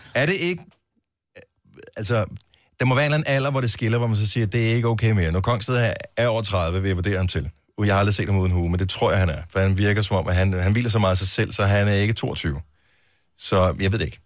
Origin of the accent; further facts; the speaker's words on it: Denmark; vi er fra Danmark